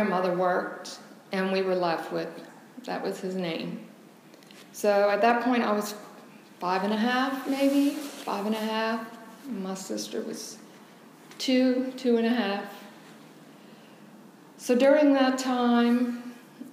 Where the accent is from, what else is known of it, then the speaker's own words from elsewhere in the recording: Joliet, Illinois, United States; I was born in Illinois, Joliet.